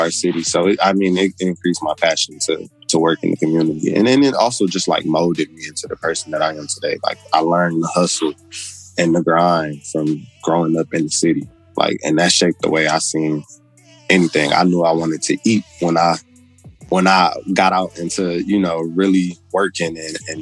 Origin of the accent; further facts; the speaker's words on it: Detroit, Michigan, United States; now in Memphis, United States; I grew up, born and raised in Detroit